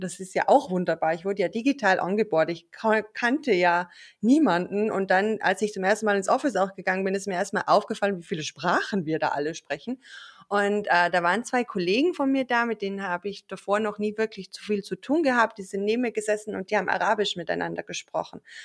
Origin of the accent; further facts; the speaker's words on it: Austria; ich bin eigentlich aus Österreich. Also falls ich irgendwann in meinen Dialekt abrutschen sollte